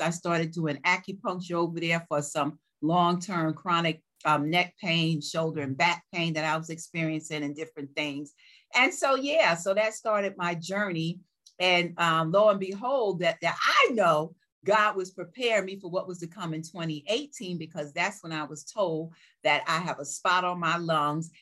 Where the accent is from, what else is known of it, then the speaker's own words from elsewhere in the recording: New York, United States; growing up in New York